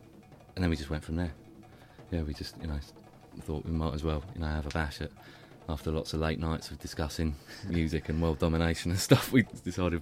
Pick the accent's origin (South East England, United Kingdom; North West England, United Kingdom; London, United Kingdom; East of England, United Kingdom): South East England, United Kingdom; Eastbourne; moved away as an adult; also born or lived in Southampton; I'm originally from Eastbourne, and I went down to Southampton to study at university